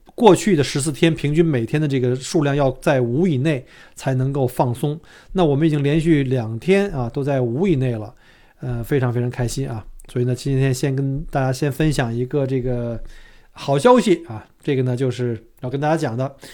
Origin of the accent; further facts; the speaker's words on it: China; now in Australia; 我们中国人